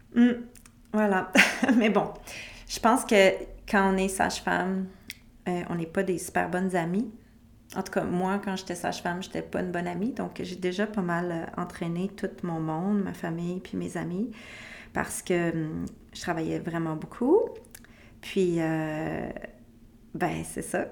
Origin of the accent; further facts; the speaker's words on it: Quebec, Canada; chez moi au Québec